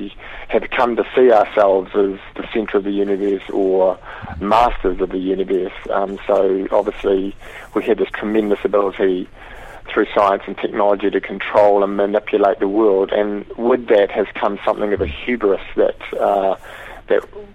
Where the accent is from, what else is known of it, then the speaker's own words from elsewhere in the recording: New Zealand; I guess growing up in New Zealand